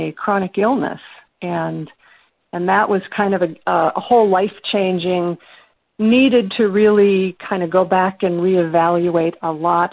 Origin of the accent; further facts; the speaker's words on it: northern Minnesota, United States; I'm actually from northern Minnesota, is where I grew up